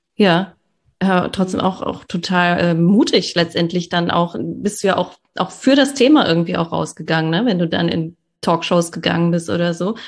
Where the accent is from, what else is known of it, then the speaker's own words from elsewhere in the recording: Ruhr area, North Rhine-Westphalia, Germany; ich bin ja auch aus dem Ruhrgebiet